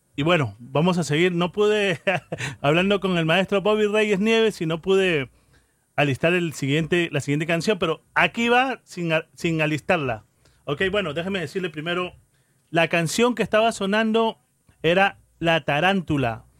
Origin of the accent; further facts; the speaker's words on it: Callao, Peru; now in New York, United States; Yo soy peruano, soy del Chimpún Callao